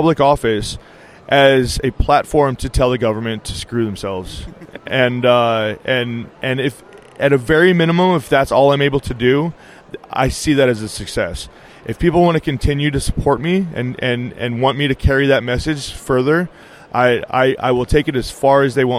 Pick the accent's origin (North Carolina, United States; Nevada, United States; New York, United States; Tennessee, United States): Nevada, United States; I grew up here in Nevada